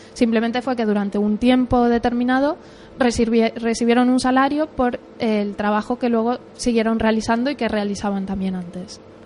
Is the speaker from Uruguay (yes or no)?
yes; Uruguay; moved away as an adult; now in Spain; yo soy de Uruguay, aunque, bueno, llevo viviendo aquí 11 ah, años y medio.